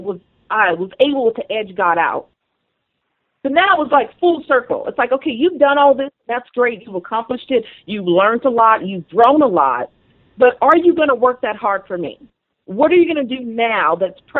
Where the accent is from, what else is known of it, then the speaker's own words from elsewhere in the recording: Las Vegas, Nevada, United States; moved away as an adult; I had never lived, you know, outside of Vegas, which is my hometown